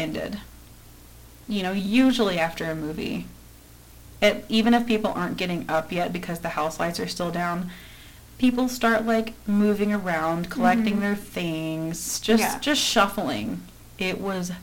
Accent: United States; As an American, as a white American

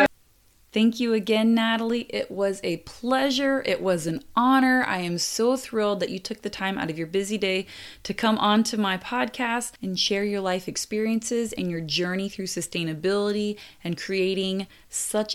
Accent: United States; do you know what we call bathers in the US? We call them swimsuits

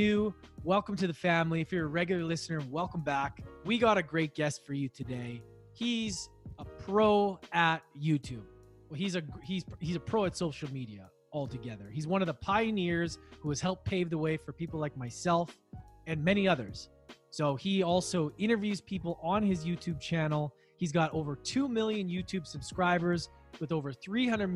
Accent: Canada; now in Vancouver, Canada; I'm in Vancouver. That's quite a ways away, but we're still Canadian.

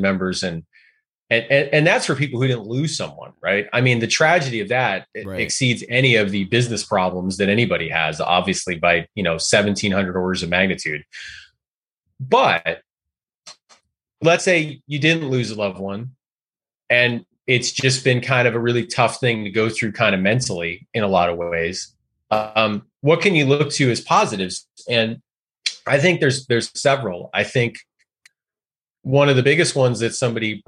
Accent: Oregon, United States; I'm from Oregon

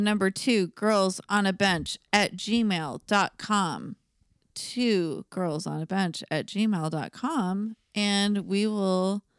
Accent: California, United States

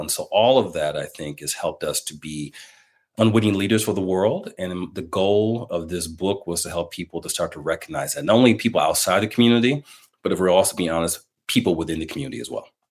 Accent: Milwaukee, Wisconsin, United States; in my hometown of Milwaukee, Wisconsin

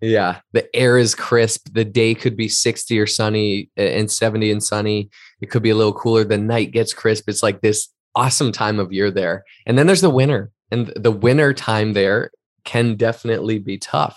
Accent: East Coast, United States; moved away as an adult; also born or lived in Boston; now in Southern California, United States; an East Coaster myself, like, from the East Coast

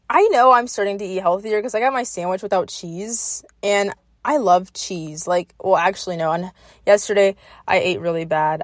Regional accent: South Florida, United States; I'm from South Florida, and that's what we grew up on

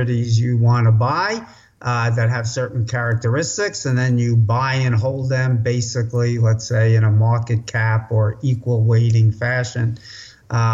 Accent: New York City, New York, United States; I grew up in New York City, as your guests can probably already tell from that accent. You can take the boy out of the Bronx, but not the Bronx out of the boy

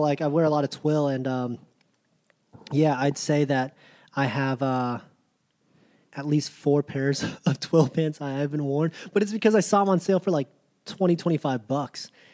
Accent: Virginia Beach, Virginia, United States; growing up in Virginia Beach

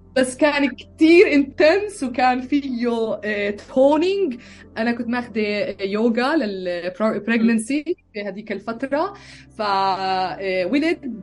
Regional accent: Bethlehem, West Bank, Palestine; moved away as an adult; also born or lived in Jerusalem / United States; now in Austria; ولدت بالقدس فلسطينية تربيت ببيت لحم

